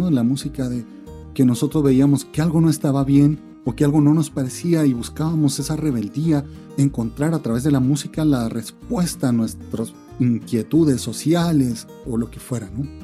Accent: Venezuela; Soy scout venezolano.

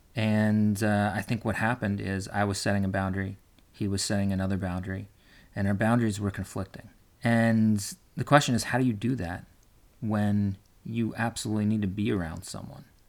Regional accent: West Coast, United States; I'm from the West Coast and my family lives on the East Coast

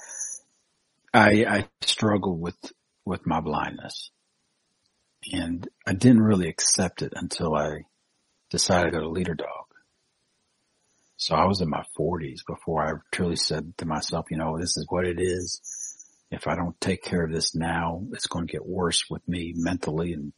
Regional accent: Indiana, United States; moved away as an adult; also born or lived in Ohio; now in Georgia, United States; I grew up, I was born originally in Ohio. Okay. And then I lived most of my life till I moved to Georgia when I was 18, but I moved in Indiana. And okay. That's where I raised up from basically my childhood.

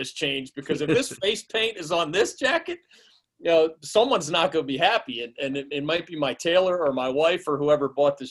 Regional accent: Philadelphia, Pennsylvania, United States; moved away; also born or lived in North Carolina; growing up in Philly

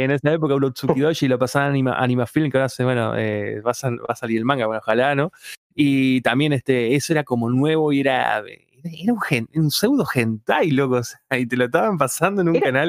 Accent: Paraná, Entre Ríos, Argentina; yo soy de provincia de Entre Ríos, o sea, en, en, Paraná

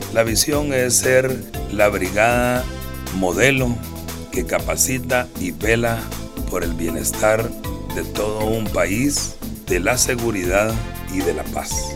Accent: Guatemala

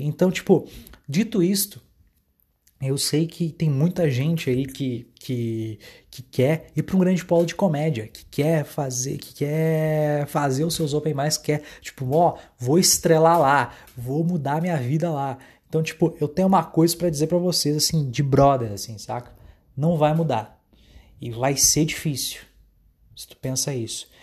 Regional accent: Dom Pedrito, Rio Grande do Sul, Brazil; moved away as an adult; now in Santa Maria, Brazil; em Dom Pedrito, minha cidade natal

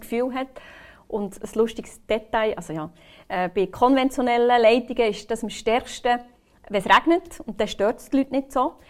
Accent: Bern, Switzerland; ich bin aus Bern.

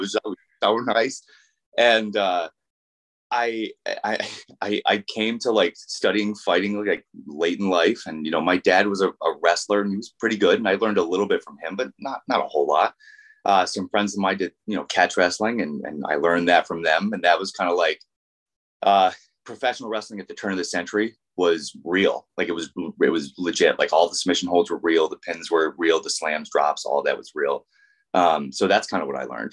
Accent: Vermont, United States; I grew up in Vermont

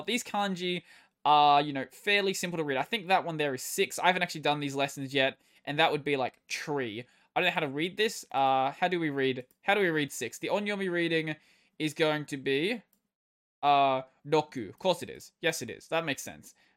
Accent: Australia; I'm Australian

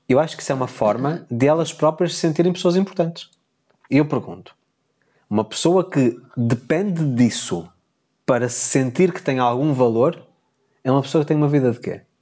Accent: Porto, Porto District, Portugal; born there; Sou simpatizante pelo clube onde eu nasci, do Futebol Clube Porto.

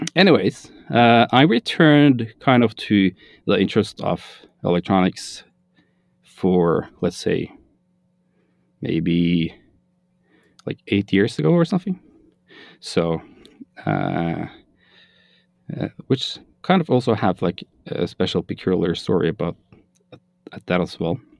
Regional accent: Norway; I am from Norway, which is in Scandinavia

